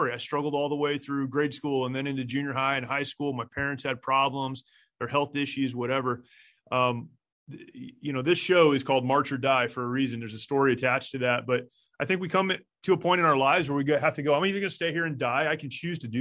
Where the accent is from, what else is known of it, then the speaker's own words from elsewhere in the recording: Upstate New York, United States; moved away; I am a New Yorker. I tell people that. Upstate New York, really far, a little town, not the city